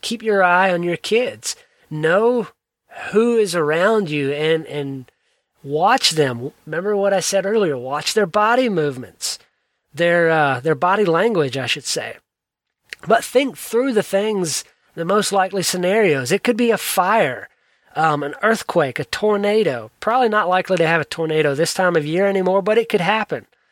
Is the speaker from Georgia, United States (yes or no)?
yes; South Georgia, United States; I grew up in South Georgia.